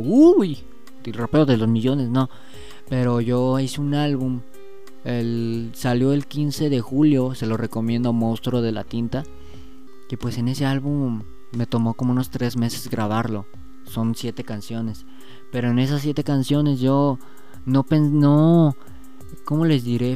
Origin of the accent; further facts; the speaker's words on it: Mexico; yo soy mexicano